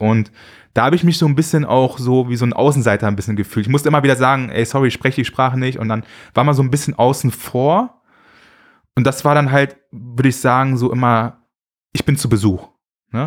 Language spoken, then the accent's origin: German; Düsseldorf, North Rhine-Westphalia, Germany; Ich bin ja also in Zentral halt in Düsseldorf aufgewachsen